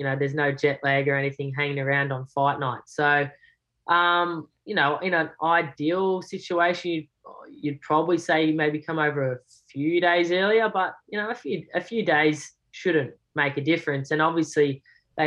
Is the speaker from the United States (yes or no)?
no; Australia; being an Aussie